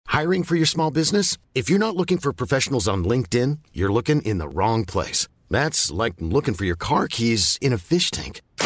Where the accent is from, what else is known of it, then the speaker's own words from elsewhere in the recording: Veneto, Italy; accent: Venetian (cadenza veneta); la mia cadenza veneta